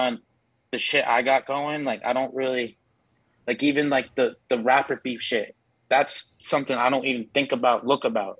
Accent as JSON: {"language": "English", "town": "Orlando", "region": "Florida", "country": "United States", "said": "I'm from Orlando."}